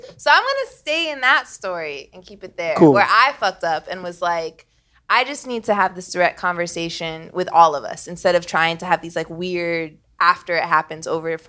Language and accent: English; Vermont, United States; I'm from Vermont.